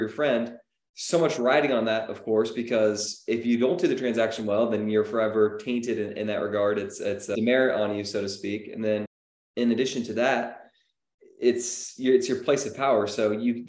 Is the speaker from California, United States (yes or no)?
yes; Menlo Park, California, United States; I'm from Menlo Park, which is a crazy area and neighborhood with price point and whatnot